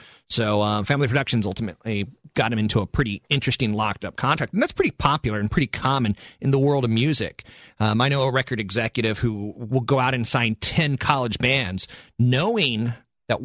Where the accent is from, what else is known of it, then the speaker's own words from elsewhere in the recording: East Coast, United States; moved away; And I came from the East Coast 8 years ago.